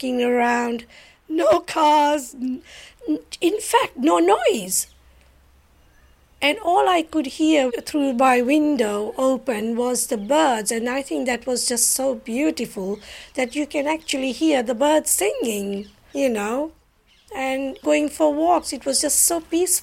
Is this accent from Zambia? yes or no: yes; Lusaka, Lusaka Province, Zambia; moved away as an adult; now in United Kingdom; I was born in Lusaka, Zambia, in Africa. And I came over here to study.